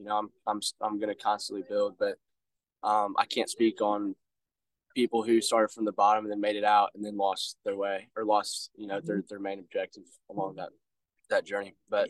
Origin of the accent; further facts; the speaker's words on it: Jackson, Missouri, United States; So for me, I go to school out of state. I grew up in Jackson, just down the road.